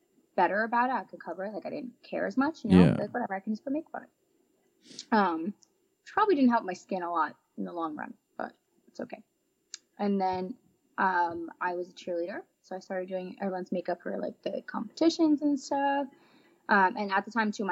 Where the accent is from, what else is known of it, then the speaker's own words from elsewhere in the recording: New Jersey, United States; I'm from Jersey my whole life